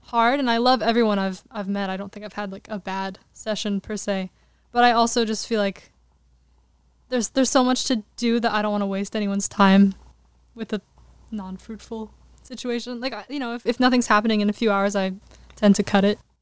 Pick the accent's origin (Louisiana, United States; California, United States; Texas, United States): California, United States; Glendale; I grew up in Glendale, which is kind of outside the main